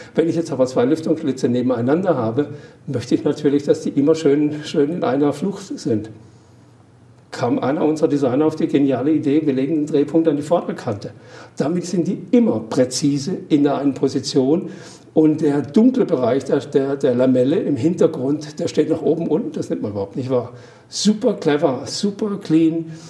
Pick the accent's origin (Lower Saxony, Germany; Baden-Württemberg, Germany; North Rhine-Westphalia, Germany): Baden-Württemberg, Germany; accent: Badisch; Am Bergli, wie man es bei uns im Patischen sagt.